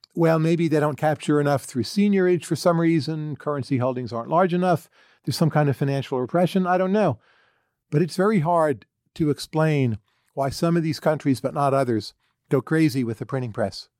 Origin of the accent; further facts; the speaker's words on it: United States; I'm an American citizen, pretty patriotic